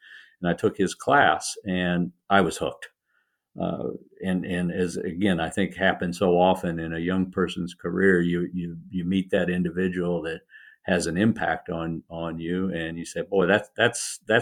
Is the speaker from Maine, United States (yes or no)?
no; Indianapolis, Indiana, United States; now in Raleigh, United States; I grew up in Indiana, in the Midwest of the United States, in Indianapolis